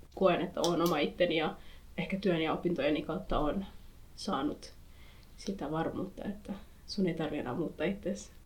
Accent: Finland; mä oon syntynyt Suomessa, mä oon kasvanut Suomessa ja mä tiedän Suomen kulttuurin

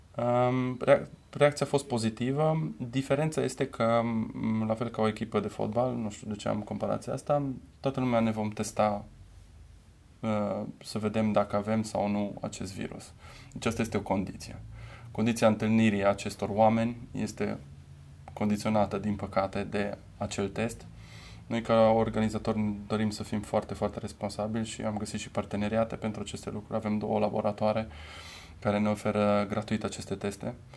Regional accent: Romania; also born or lived in Germany; ne-am întâlnit noi ca români

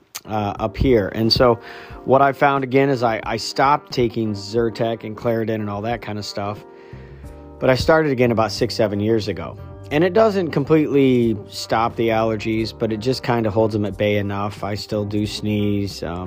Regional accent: Midwest, United States; moved away as an adult; also born or lived in upstate New York; I grew up in the Midwest

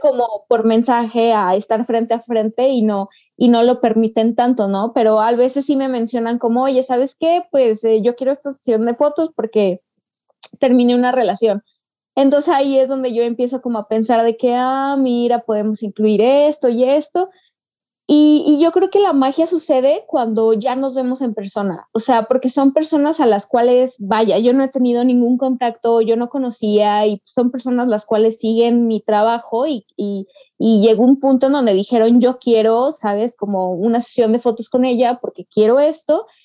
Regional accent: Aguascalientes, Mexico; yo soy de Aguascalientes

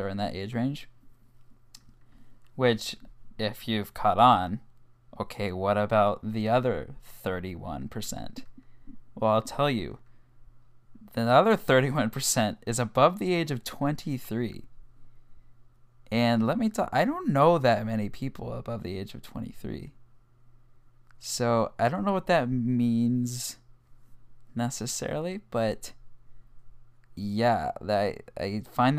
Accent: Kansas City, Missouri, United States; I was born on March 11th, 2002 in Kansas City, Missouri

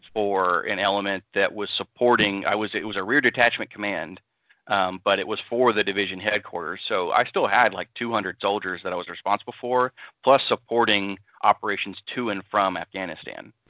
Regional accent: Austin, Texas, United States; moved away as an adult; I'm from Austin, Texas originally, so I'm kind of a city slicker.

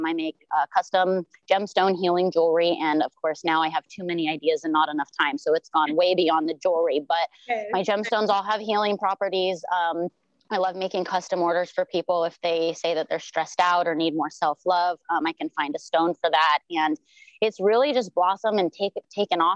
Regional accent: South Lake Tahoe, California, United States; moved away as an adult; now in Maui, United States; I'm originally from South Lake Tahoe, California. I was born and raised there

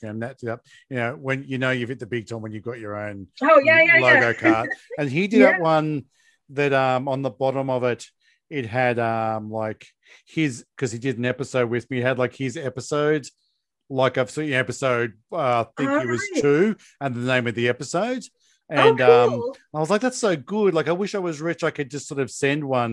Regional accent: Australia; I'm Australian

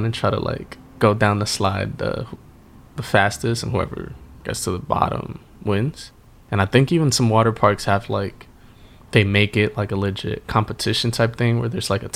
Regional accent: Northeast, United States; we were growing up in the Northeast

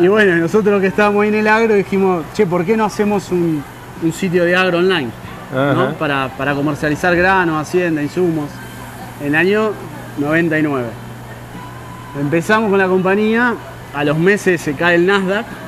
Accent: Casilda, Santa Fe, Argentina; moved away; yo nací en Casilda, que es una ciudad de unos 30.000 habitantes, en el corazón de la Pampa Húmeda, cerca de, Rosario

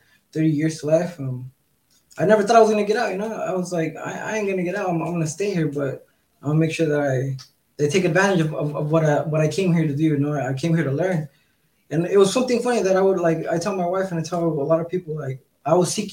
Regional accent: Southern California, United States; now in Mexico; I grew up in California, Southern California

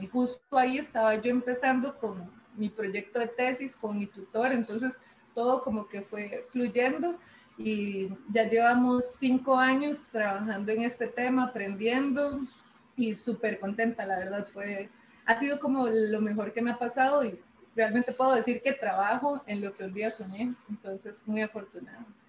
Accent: San Ramón, Alajuela, Costa Rica; yo soy de San Ramón, de la abuela, yo soy moncheña

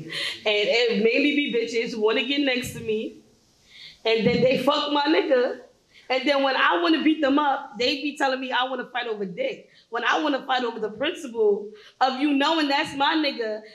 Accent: New York, United States; I'm from New York.

